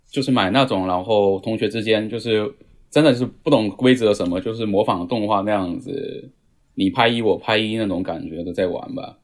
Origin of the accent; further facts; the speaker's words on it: Fujian, China; moved away as an adult; now in Japan; 我是福建人